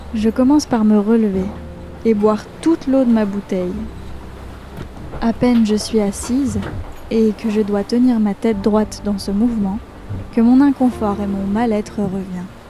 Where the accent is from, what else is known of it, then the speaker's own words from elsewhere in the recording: Savoie, Auvergne-Rhône-Alpes, France; moved away; je suis chez moi, en Savoie